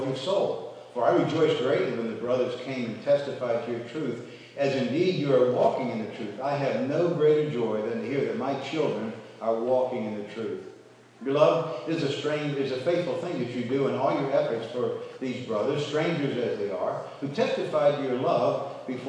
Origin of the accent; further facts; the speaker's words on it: United States; I'm an American